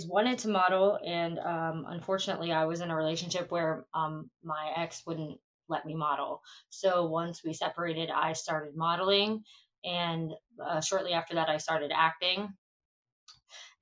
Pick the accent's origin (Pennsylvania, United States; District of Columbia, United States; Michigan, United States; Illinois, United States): Pennsylvania, United States; Philadelphia; also born or lived in Trenton, New Jersey; I grew up partially right outside of Philadelphia and then partially right outside of Trenton, New Jersey.